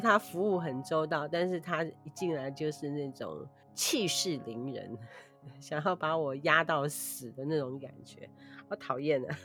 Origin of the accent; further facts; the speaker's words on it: Taiwan; 我们台湾人